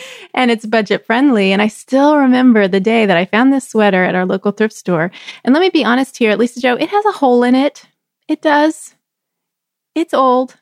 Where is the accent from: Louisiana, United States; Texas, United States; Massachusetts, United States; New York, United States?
Texas, United States; moved away; I grew up in Texas where we would joke and say that fall was not a season